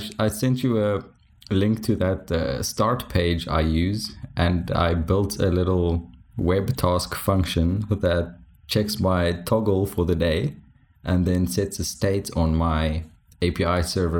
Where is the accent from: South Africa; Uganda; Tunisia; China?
South Africa; first language Afrikaans; English is a second language; speaking English, which is surprising for Afrikaans guys with terrible English accents. I did realize my accent goes all over the place, but I take no responsibility for that.